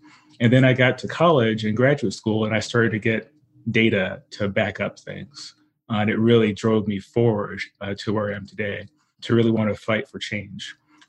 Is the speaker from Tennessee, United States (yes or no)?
no; Southern California, United States; I grew up in Southern California, and I grew up in a low-income community.